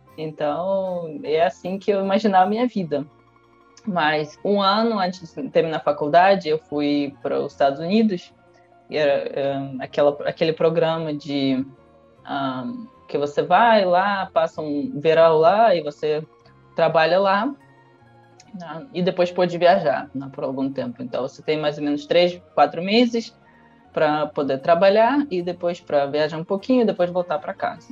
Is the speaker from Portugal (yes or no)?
no; Russia; accent: carioca; Portuguese is a second language; moved away as an adult; also born or lived in Rio de Janeiro, Brazil; now in Brazil; nunca saí da Rússia